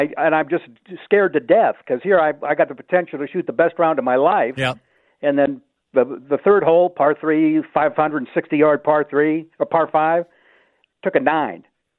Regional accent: Duluth, Minnesota, United States; Six Below in Duluth, where I am, my hometown.

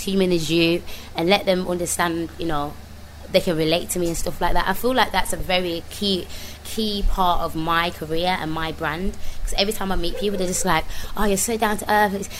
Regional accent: Birmingham, West Midlands, United Kingdom; accent: strong brummy; moved away; also born or lived in London; I'm not going to make it with this strong, brummy accent

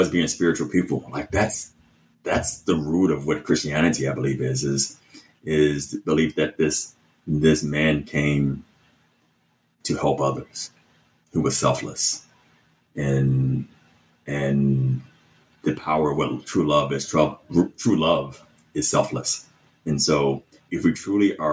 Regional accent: Chicago, Illinois, United States; growing up in Chicago, you know, in the house you mentioned

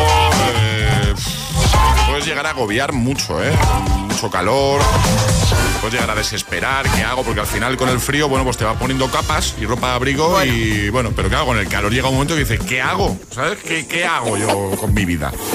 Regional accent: Barcelona, Catalonia, Spain; Y yo soy de Barcelona

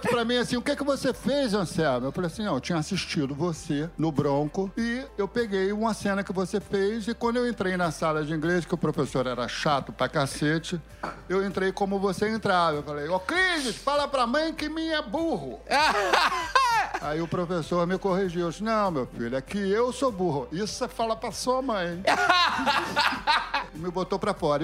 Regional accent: Rio de Janeiro, Brazil; Eu fui criado em bom sucesso

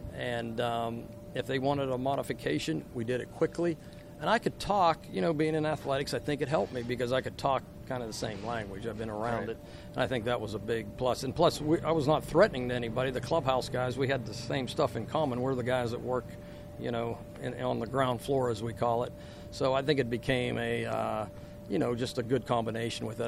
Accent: Uniontown, Pennsylvania, United States; moved away as an adult; also born or lived in Louisiana; now in Baton Rouge, United States; we grew up. We're from Uniontown, and we had woodshop

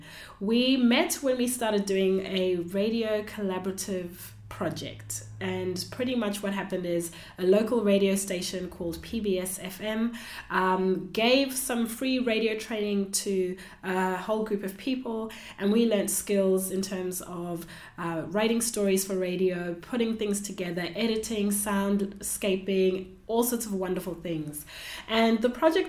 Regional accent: Zimbabwe; moved away as an adult; now in Australia; I was born in Zimbabwe and I live in Australia.

